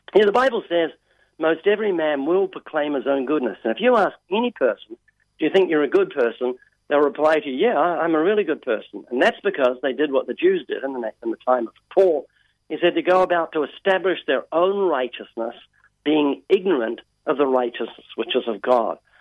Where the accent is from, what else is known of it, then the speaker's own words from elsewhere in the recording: New Zealand; moved away as an adult; now in United States; I'm originally from New Zealand, as you mentioned. I have a slight accent in New Zealand.